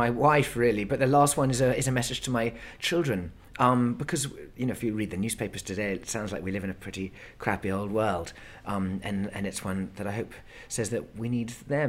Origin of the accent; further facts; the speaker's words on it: United Kingdom; we're British men, ex-army, both of us